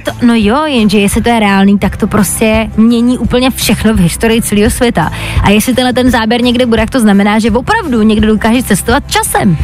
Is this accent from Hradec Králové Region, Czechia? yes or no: yes; Hradec Králové, Hradec Králové Region, Czechia; v Hradci Králové, odkud pocházím